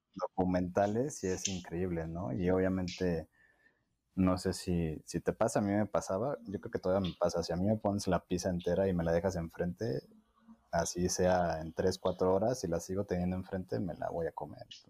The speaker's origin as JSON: {"language": "Spanish", "country": "Mexico", "said": "nosotros como cultura mexicana"}